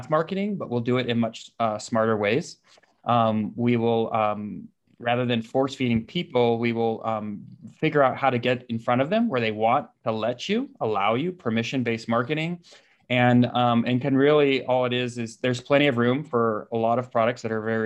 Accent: San Diego, California, United States; now in Boise, United States; I grew up in San Diego

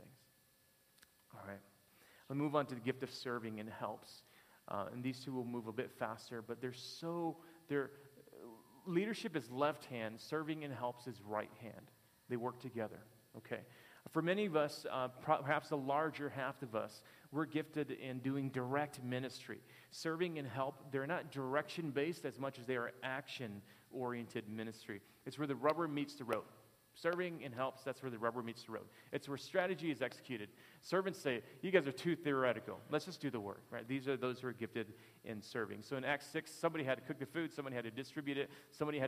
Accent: Detroit, Michigan, United States; I'm from Detroit.

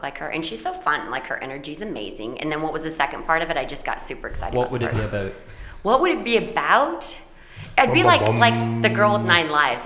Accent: Paulding County, Ohio, United States; I was born in Paulding County, Ohio.

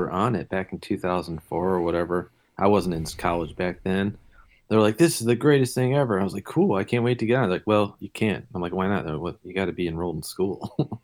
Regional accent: Detroit, Michigan, United States; I'm from Detroit

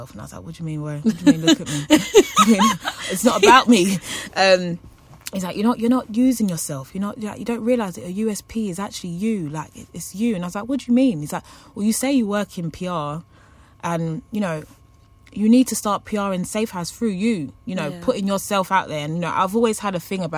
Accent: London, United Kingdom; growing up in Hackney

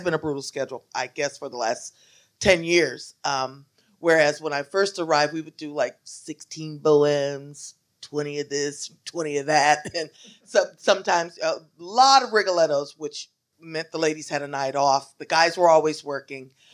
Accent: Shreveport, Louisiana, United States; moved away as an adult; also born or lived in Indiana; now in New York, United States; I am from Louisiana, Shreveport, Louisiana.

